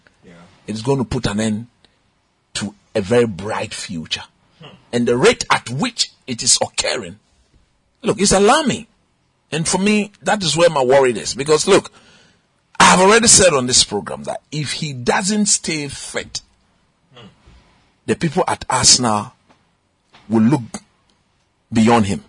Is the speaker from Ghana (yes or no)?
yes; Ghana; as a Ghanaian